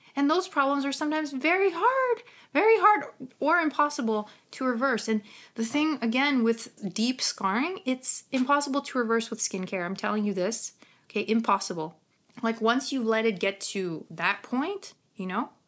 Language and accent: English; Ukraine; accent: Ukrainian; my Ukrainian accent